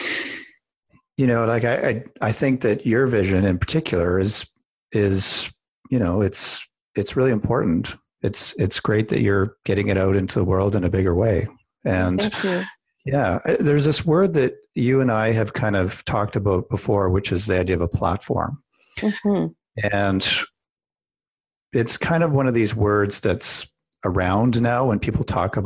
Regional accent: Canada; I'm Canadian

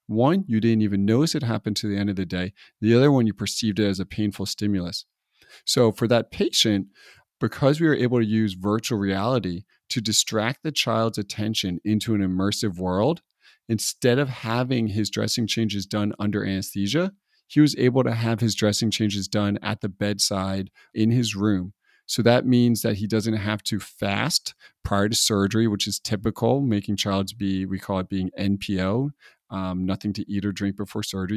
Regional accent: East Coast, United States; now in California, United States; I'm from the East Coast.

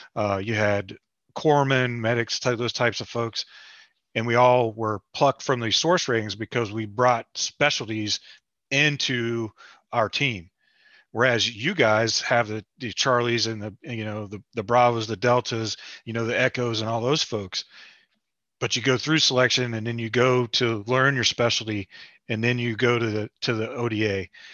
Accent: West Virginia, United States; I'm from West Virginia.

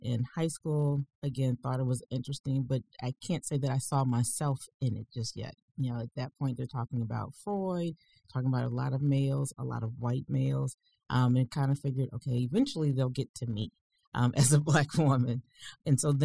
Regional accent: Detroit, Michigan, United States; Originally, I was born in Detroit, Michigan.

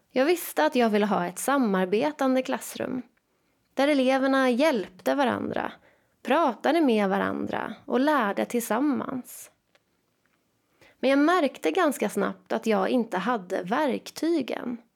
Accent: Jönköping, Jönköping County, Sweden; Jag är född och uppvuxen i Jönköping.

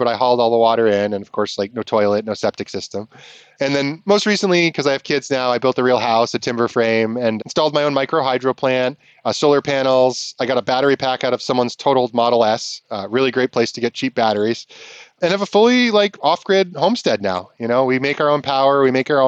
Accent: Vermont, United States; growing up in Vermont

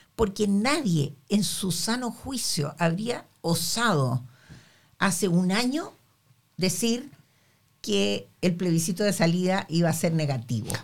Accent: Chile; nosotros como chilenos

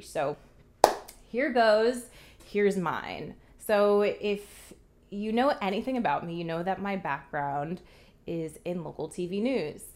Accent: New Jersey, United States; moved away as an adult; also born or lived in Coral Gables, Florida / Montgomery, Alabama / London; originally from New Jersey

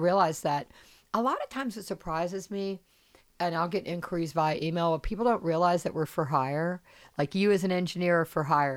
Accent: Charleston, South Carolina, United States; I'm from South Carolina, I'm from Charleston

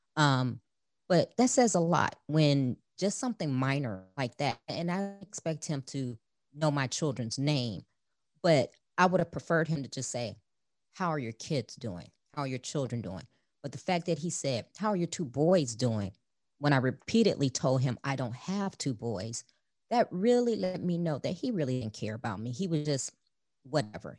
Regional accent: Chicago, Illinois, United States; I grew up in Chicago, the youngest of four children

